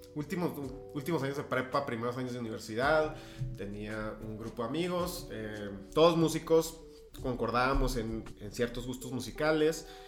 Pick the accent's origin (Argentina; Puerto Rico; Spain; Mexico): Mexico; Ciudad Juárez, Chihuahua; also born or lived in El Paso, Texas; mi familia se mudó a Ciudad Juárez cuando yo estaba bastante joven, 4 o 5 años